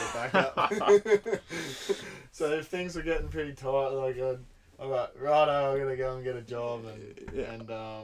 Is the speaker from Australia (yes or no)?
yes; Belmont, Australia; also born or lived in Banff, Canada; my hometown in Belmont.